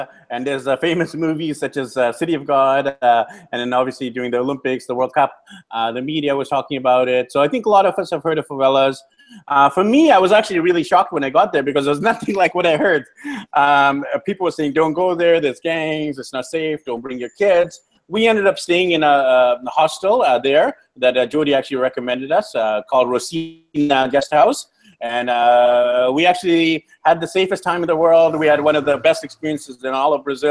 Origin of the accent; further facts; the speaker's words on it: Vancouver, British Columbia, Canada; moved away as an adult; we decided to leave Vancouver, BC, Canada to travel the world